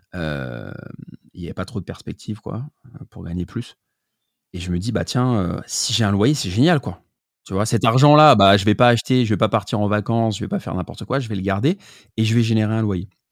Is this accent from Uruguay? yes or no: no; Paris, Île-de-France, France; je suis parisien. Je viens du deuxième arrondissement au départ.